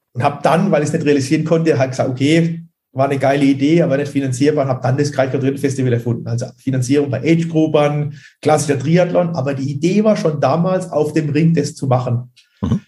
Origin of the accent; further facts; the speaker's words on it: region near Bruchsal, Baden-Württemberg, Germany; ich komme ja aus der Region bei Bruchsal, da wohne ich ja auch